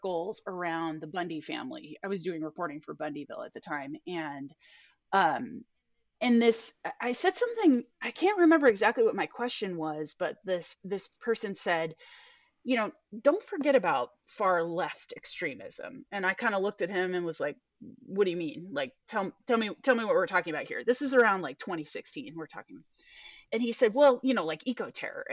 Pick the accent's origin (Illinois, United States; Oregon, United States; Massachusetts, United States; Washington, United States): Oregon, United States; Portland; I grew up in liberal Portland